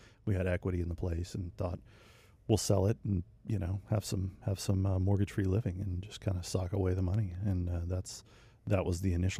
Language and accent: English; Mississippi, United States; also born or lived in Louisiana; I grew up in Mississippi. Yeah, Mississippi. Same spot.